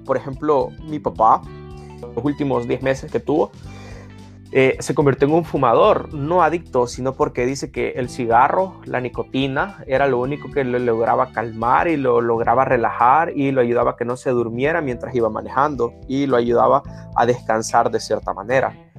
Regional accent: Sonsonate, El Salvador; yo soy de Sonsonate, estudié en un colegio cristiano eh, del Taber. Eh, se podría decir que estudié la mayoría de mi vida allí

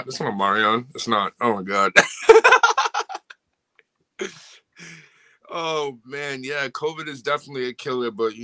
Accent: Boston, Massachusetts, United States; I'm an artist from Boston, Massachusetts

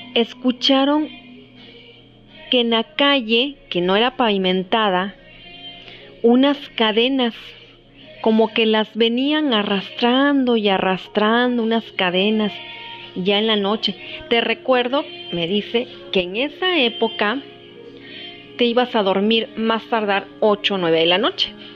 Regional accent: Mexico

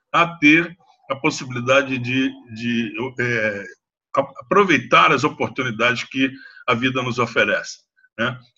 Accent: Rio de Janeiro, Brazil; Eu sou carioca, brasileiro, me sinto catarinense, eu acho que eu sou muito paulistano, sou gaúcho de, de raiz, né?

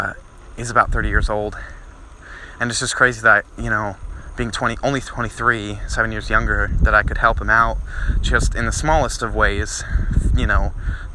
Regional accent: New Jersey, United States; growing up in Jersey, I had a bunch of friends

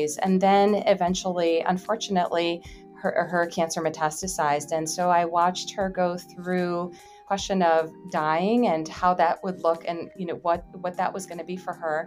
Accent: Chicago, Illinois, United States; I am from the Chicagoland area.

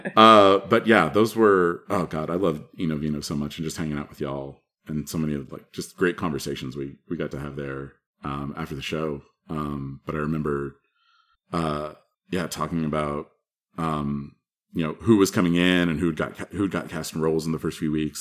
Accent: Texas, United States; also born or lived in Madison; I'm from Texas

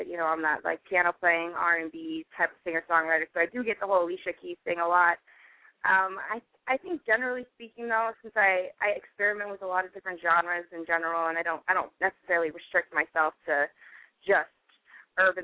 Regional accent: Salt Lake City, Utah, United States; moved away; originally I am from Utah

